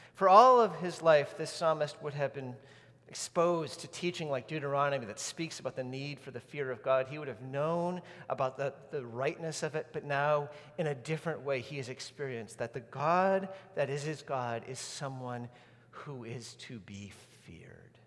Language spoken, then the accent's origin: English; New England, United States; when I was a kid growing up in New England